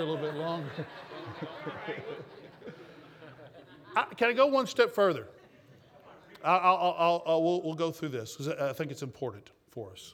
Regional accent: Texas, United States; accent: Texas; my Texas accent

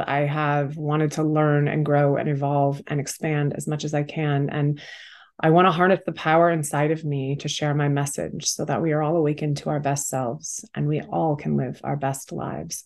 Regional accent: Massachusetts, United States; now in New York City, United States; I am from Massachusetts originally

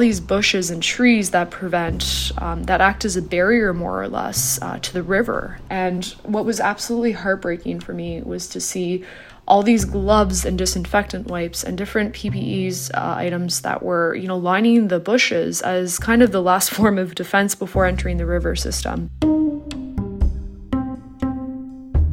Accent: Toronto, Ontario, Canada; moved away as an adult; I moved back to Toronto. I originally grew up here, but I moved back in early December

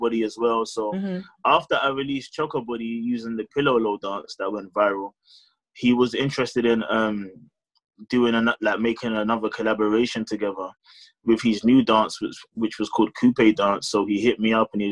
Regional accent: London, United Kingdom; Born and raised in London. I've lived in London my whole life

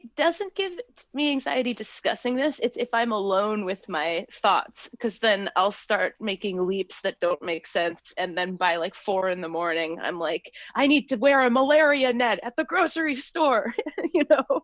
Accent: Cambridge, Massachusetts, United States; I'm from Cambridge

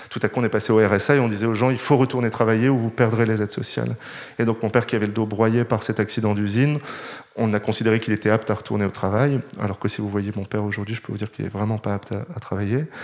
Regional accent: Nord, France; accent: Nord; on m'aurait jamais pris dans une grande école parisienne si j'étais venu avec mon accent du Nord.

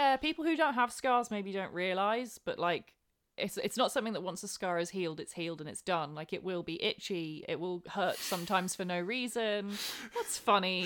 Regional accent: England, United Kingdom; as an English person

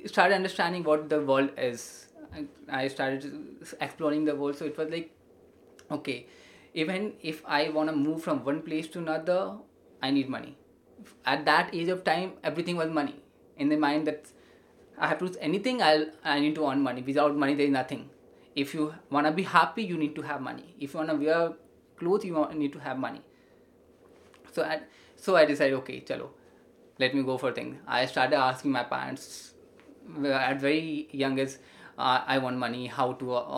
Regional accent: India; we are an Indian

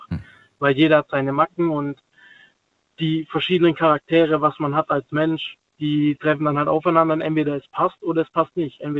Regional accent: Stuttgart, Baden-Württemberg, Germany; dann fragt die mich, ja, wo kommst denn du her? Ja, aus Stuttgart.

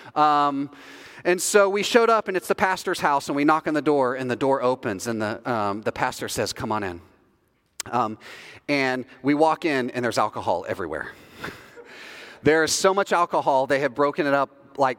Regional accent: the South, United States; moved away as an adult; we're from the South

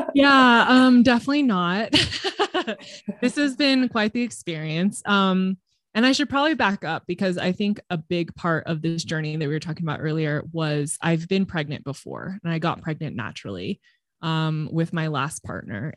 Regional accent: Southern California, United States; now in Colorado, United States; I grew up in Southern California

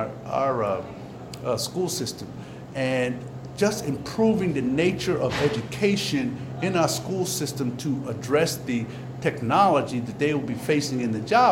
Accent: Trenton, New Jersey, United States; I grew up in the neighborhood

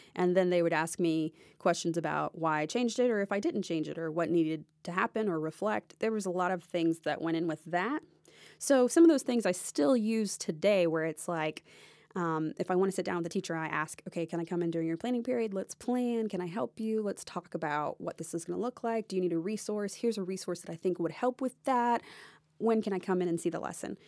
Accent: Nashville, Tennessee, United States; also born or lived in Jacksonville, Florida; originally, I grew up here in the Nashville area, so my parents still lived here

